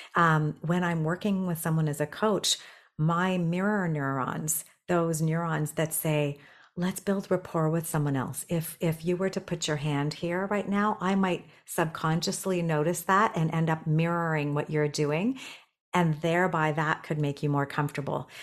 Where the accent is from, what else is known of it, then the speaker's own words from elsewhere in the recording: Toronto, Ontario, Canada; moved away as an adult; also born or lived in Tokyo, Japan; I'm from Toronto now